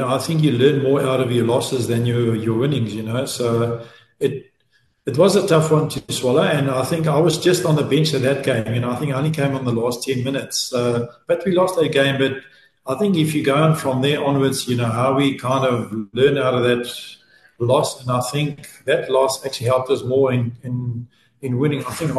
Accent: KwaZulu-Natal, South Africa; born there; the decision was to come back to my old roots where I was born in Natal.

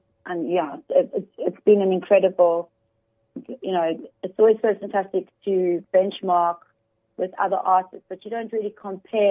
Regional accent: Johannesburg, Gauteng, South Africa; moved away as an adult; also born or lived in United Kingdom / Dubai; I'm from Joburg

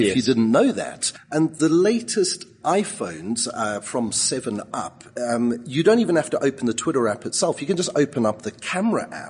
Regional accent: South Africa; moved away as an adult; now in Surrey, United Kingdom; I'm always a South African. How can you call me an ex? Well, I'm just a South African

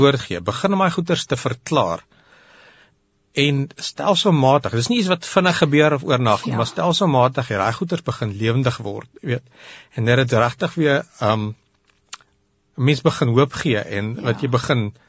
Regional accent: Pretoria, Gauteng, South Africa; hier in Pretoria gebore en getoe

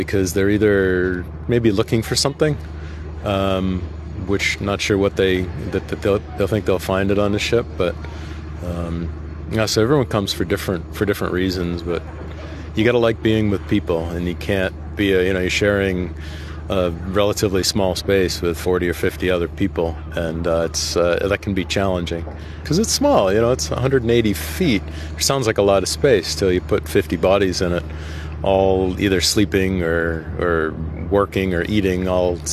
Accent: Boston, Massachusetts, United States; I come from Boston, Massachusetts in the U.S.

